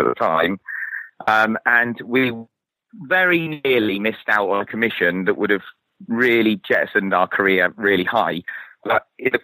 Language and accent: English; Torquay, South West England, United Kingdom; moved away; my hometown in Torquay